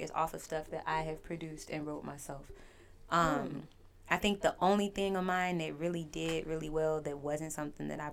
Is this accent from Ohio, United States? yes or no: no; Inglewood, California, United States; I'm a black girl, like I'm from Inglewood